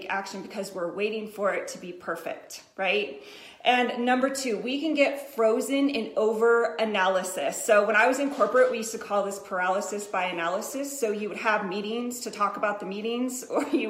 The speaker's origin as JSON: {"language": "English", "region": "Colorado", "country": "United States", "said": "I'm from Colorado, too"}